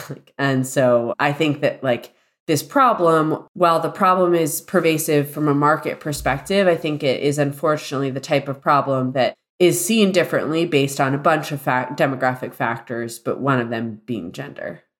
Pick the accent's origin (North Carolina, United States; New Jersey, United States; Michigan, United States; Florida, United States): Florida, United States; Celebration; I grew up in Walt Disney World's planned community.